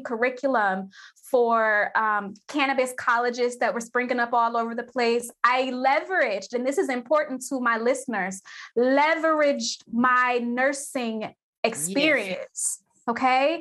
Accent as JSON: {"language": "English", "town": "Cleveland", "region": "Ohio", "country": "United States", "said": "I'm from Cleveland, Ohio. We have Cleveland Clinic here."}